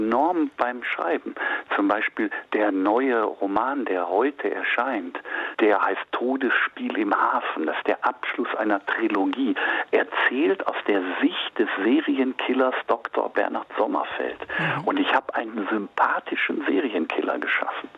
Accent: Gelsenkirchen, North Rhine-Westphalia, Germany; now in Norden, Germany; ich komme eigentlich aus Gelsenkirchen

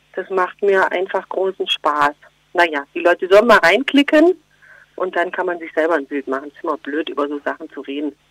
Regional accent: Geislingen an der Steige, Baden-Württemberg, Germany; accent: Swabian; moved away; also born or lived in Berlin; bei uns schätzt man Schwäbisch, klar, natürlich, in Geislingen an der Steige und da schäme ich mich auch nicht. Also das, ich, ich schätze eigentlich gern im Dialekt

